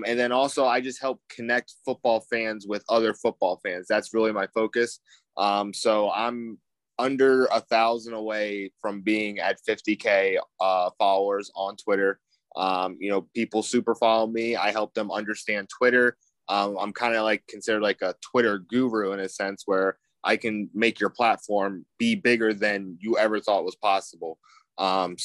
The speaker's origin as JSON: {"language": "English", "region": "Maryland", "country": "United States", "tie": "born or raised there", "said": "I grew up in Maryland"}